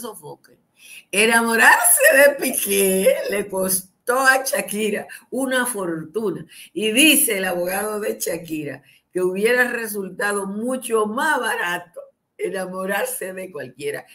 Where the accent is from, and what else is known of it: Dominican Republic